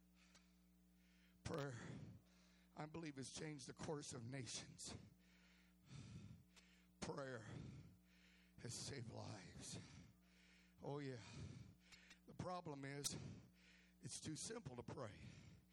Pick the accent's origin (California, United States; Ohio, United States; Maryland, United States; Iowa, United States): California, United States; I come from California